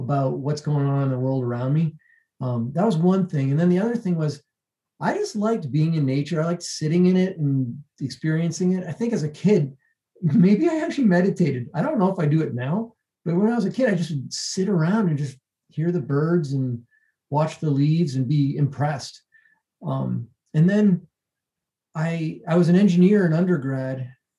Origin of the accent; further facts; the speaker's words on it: Massachusetts, United States; moved away as an adult; also born or lived in Boston, Massachusetts; now in Denver, United States; I grew up in Massachusetts, which is not quite, you know, it's a little bit south of New Hampshire and along the coast, a fishing town.